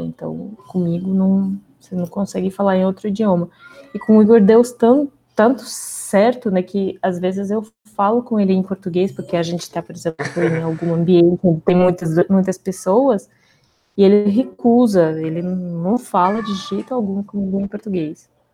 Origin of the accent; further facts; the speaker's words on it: Russia; Portuguese is a second language; moved away as an adult; now in Brazil; eu sou russa, já faz muito tempo, que alguns anos, né, que eu moro no Brasil